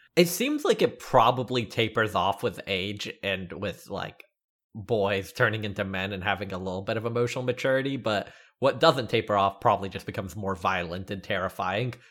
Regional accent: the South, United States; Growing up in the South

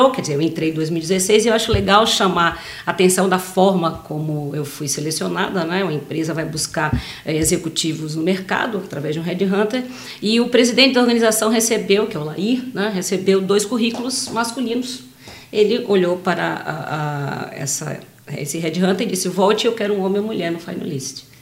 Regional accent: Salvador, Bahia, Brazil; moved away as an adult; Eu sou de Salvador. em 2011 eu vim para cá trabalhar numa petroquímica

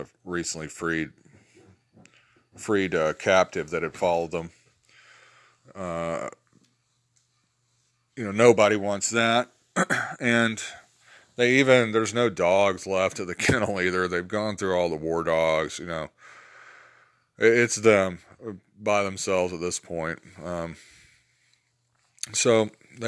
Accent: Georgia, United States; accent: southern drawl; also born or lived in Alabama; I grew up in Alabama and Georgia

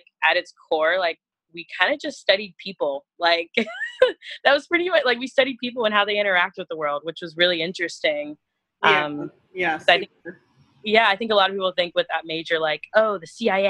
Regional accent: Atlanta, Georgia, United States; moved away as an adult; also born or lived in San Francisco; I'm from Atlanta, Georgia, born and raised here

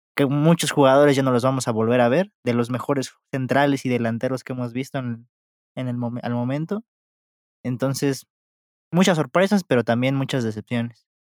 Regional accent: Mexico; como mexicano

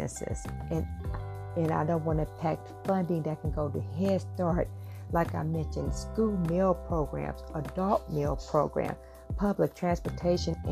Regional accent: St. Louis, Missouri, United States; I am from St. Louis, Missouri

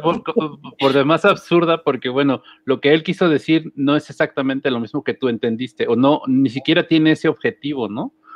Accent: Tepoztlán, Morelos, Mexico; soy del pueblo y que vivo en la zona más este, bonita y hermosa de Tepoztlán

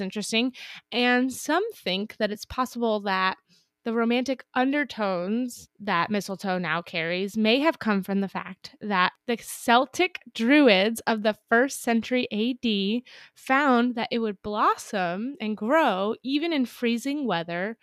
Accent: Napa, California, United States; I'm from Napa, so it's close to Russian River

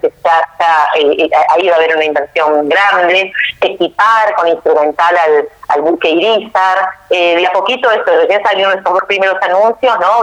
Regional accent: Argentina; hemos vivido nosotros como argentinos y como argentinas

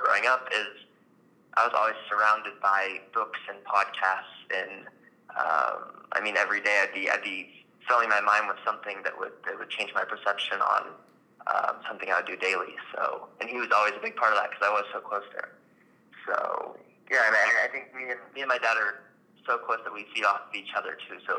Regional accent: Colorado, United States; moved away; I grew up in Colorado.

